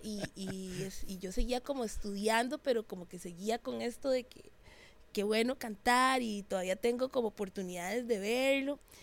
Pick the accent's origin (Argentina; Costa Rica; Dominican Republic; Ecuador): Costa Rica; San José; Yo soy de Barrio México, San José. Eso es así en el puro centro.